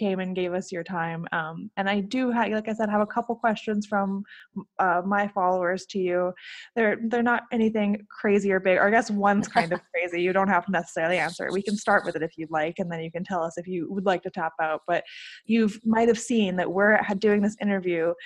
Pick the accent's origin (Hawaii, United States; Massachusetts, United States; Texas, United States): Hawaii, United States; Honolulu; The area that I grew up right in Waikiki, where there's a lot of street workers in general